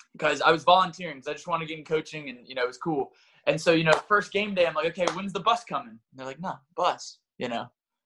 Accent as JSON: {"language": "English", "region": "North Carolina", "country": "United States", "tie": "born or raised there", "also_born_or_lived": "Brooklyn, New York", "moved": "yes", "lives_now": "New York City, United States", "said": "I grew up in North Carolina"}